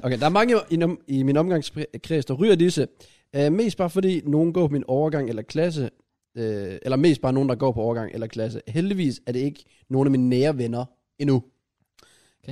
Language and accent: Danish; Grenaa, Central Denmark Region, Denmark; jeg er fra Grenå